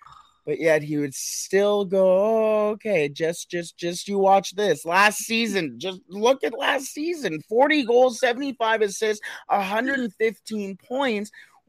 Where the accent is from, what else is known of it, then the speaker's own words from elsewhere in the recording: Edmonton, Alberta, Canada; I'm from Edmonton.